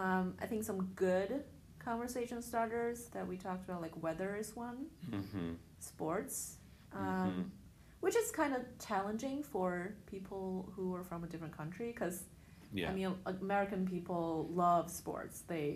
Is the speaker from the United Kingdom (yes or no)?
no; China; I'm from China.